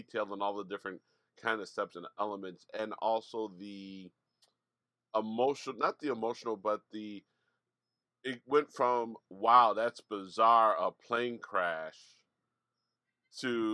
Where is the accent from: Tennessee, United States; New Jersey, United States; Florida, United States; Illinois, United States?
Illinois, United States; South Suburbs of Chicago; also born or lived in Hyde Park, Chicago; I was working back in my hometown